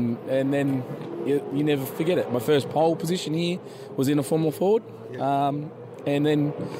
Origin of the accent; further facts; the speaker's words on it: Bathurst, New South Wales, Australia; So I grew up around Bathurst.